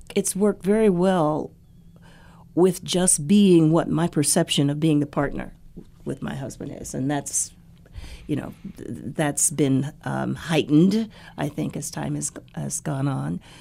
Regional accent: Dayton, Ohio, United States; Dayton, Ohio is uh, is my hometown

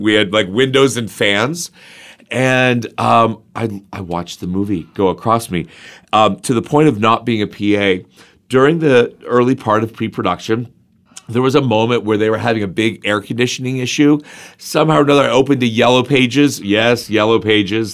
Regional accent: Zanesville, Ohio, United States; also born or lived in Crooksville, Ohio; I grew up in Crooksville and Zanesville.

